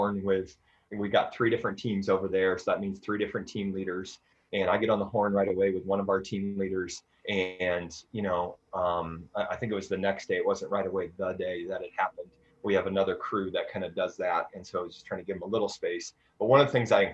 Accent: Iowa, United States; moved away; back in Iowa, you know, there's an F5 tornado that wiped through my hometown

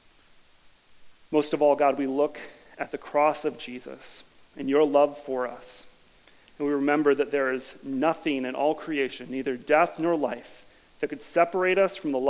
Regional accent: Madison, United States; I grew up here in the Madison area

